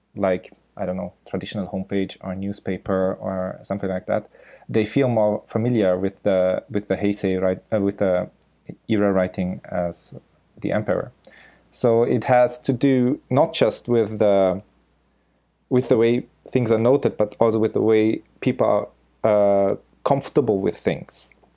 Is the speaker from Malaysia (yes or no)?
no; Austria; first language German; English is a second language; now in Osaka, Japan; I'm originally from Austria. So my mother tongue is German